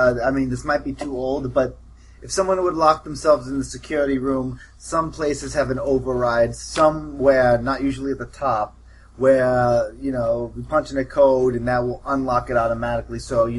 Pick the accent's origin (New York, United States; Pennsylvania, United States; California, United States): New York, United States; But we are from New York, so this is not bad!